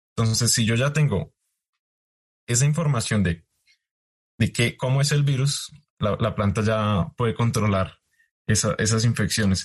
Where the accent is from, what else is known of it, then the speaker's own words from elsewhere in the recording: Colombia; now in United States; Yo como colombiano hago ciencia en Estados Unidos.